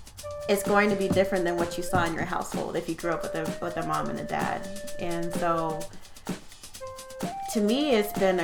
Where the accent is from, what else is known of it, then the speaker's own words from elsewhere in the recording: Virginia, United States; I grew up in America, grew up in Virginia. I'm probably more patriotic than you. So I grew up in a military family.